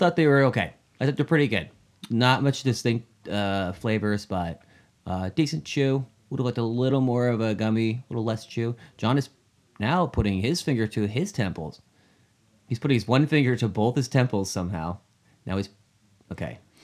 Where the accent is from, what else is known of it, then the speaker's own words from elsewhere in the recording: New Hampshire, United States; my, uh, childhood hometown in New Hampshire